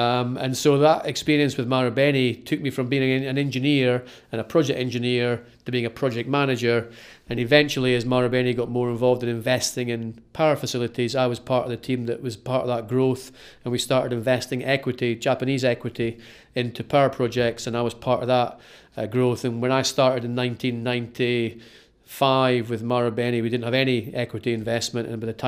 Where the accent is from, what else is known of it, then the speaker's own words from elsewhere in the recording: Kirkcaldy, Scotland, United Kingdom; Well, I grew up in Kirkcaldy, in Fife, on the east coast of Fife, and that's where I went to school.